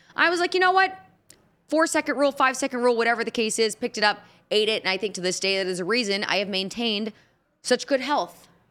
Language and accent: English; Indianapolis, Indiana, United States; now in Nashville, United States; I'm from Indianapolis